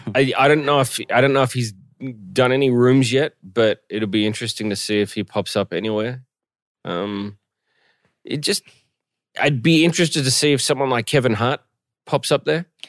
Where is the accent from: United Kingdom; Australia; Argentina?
Australia; Melbourne, Victoria; moved away; my hometown of Melbourne